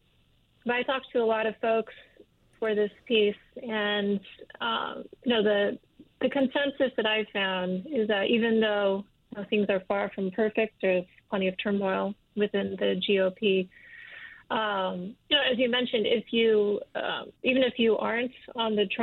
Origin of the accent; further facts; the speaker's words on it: Michigan, United States; I'm from Michigan